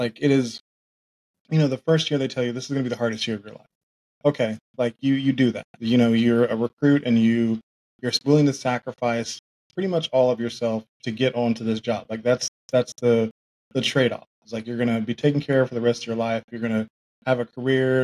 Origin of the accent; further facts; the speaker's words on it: Oklahoma, United States; also born or lived in Tulsa; I grew up in Oklahoma